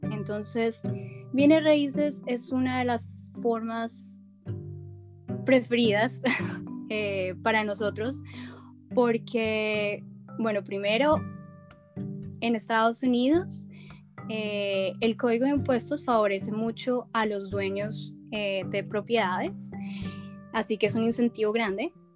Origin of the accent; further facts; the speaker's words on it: Bogotá, Colombia; moved away as an adult; now in United States; soy originalmente de Colombia, eh, soy bogotana